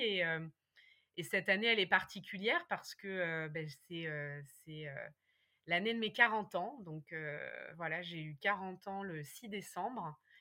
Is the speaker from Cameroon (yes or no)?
no; Berry, Centre-Val de Loire, France; moved away as an adult; also born or lived in Paris; j'avais quitté ma campagne natale. Moi, je suis née dans le, dans le Berry, hein, le pays des sorcières